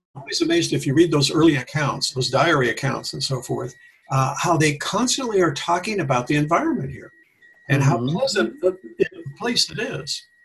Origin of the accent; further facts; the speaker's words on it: Tacoma, Washington, United States; moved away as an adult; also born or lived in Issaquah, Washington; now in Ashland, United States; I was born in Tacoma, Washington